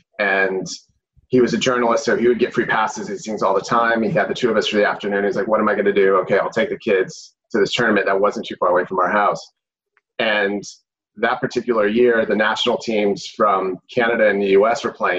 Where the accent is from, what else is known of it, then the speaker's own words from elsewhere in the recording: Arizona, United States; moved away as an adult; also born or lived in Washington, District of Columbia, United States; now in Napa Valley, United States; I'm originally from Arizona. Family's from Texas. I went to school in DC and lived out there for years.